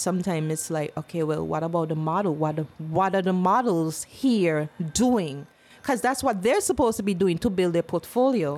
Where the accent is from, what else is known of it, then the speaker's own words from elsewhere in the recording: St. Kitts & Nevis; also born or lived in British Virgin Islands; People think I'm not born here, but I was born in St. Kitts. But I didn't live here until I was five